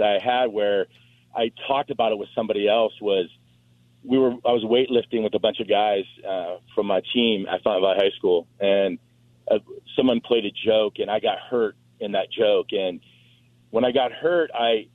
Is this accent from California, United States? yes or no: yes; Fountain Valley, California, United States; also born or lived in Cleveland, Ohio; we moved out here from Cleveland, Ohio, to California in 1974. And so I grew up in Fountain Valley, right next to Huntington Beach